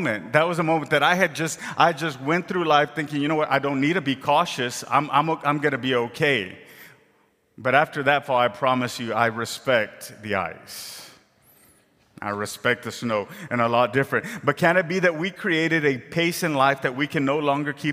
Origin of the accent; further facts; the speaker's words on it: Rio Grande Valley, Texas, United States; moved away as an adult; I grew up in the Rio Grande Valley, way down south, where the grass is green and there's trees all over the place